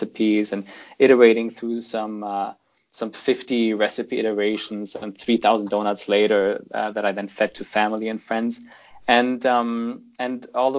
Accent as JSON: {"language": "English", "country": "Germany", "tie": "born or raised there", "also_born_or_lived": "Toronto, Canada / United Kingdom", "second_language": "English", "moved": "as an adult", "lives_now": "London, United Kingdom", "said": "I grew up in Germany until the age of 17, until my parents, shipped me off to Canada to go there initially just to study for 2 years English"}